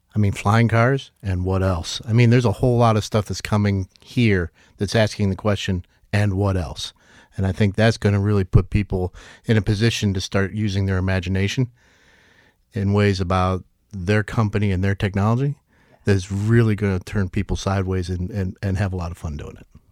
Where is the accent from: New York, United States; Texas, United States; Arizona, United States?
New York, United States; moved away as an adult; now in Northwest Arkansas, United States; as a New Yorker that moved here, uh, a couple decades ago